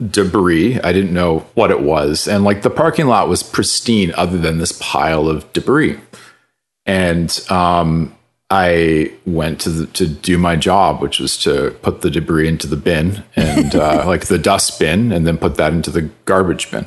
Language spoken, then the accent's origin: English; Calgary, Alberta, Canada; moved away; also born or lived in United Kingdom / Toronto; running around Calgary